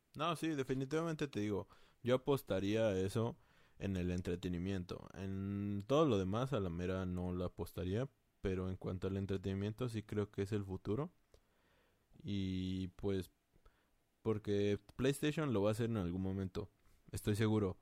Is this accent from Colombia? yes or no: no; Mexico; somos mexicanos